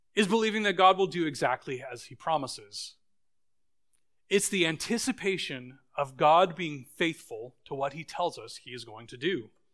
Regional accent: Boise, Idaho, United States; moved away; when I was a little kid, I grew up in Boise, Idaho

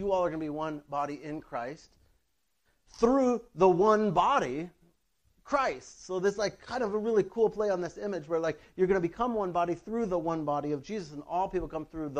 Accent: North Dakota, United States; I'm from North Dakota

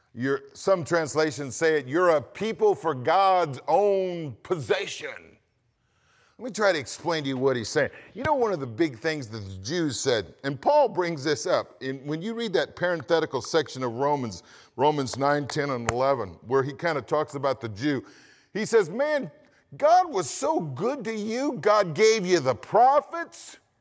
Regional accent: United States; I'm an American

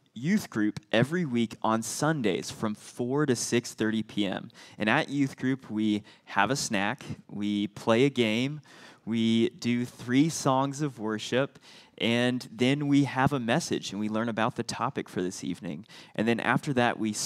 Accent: Indianapolis, Indiana, United States; I grew up here in Indianapolis. I went to Heritage Christian School

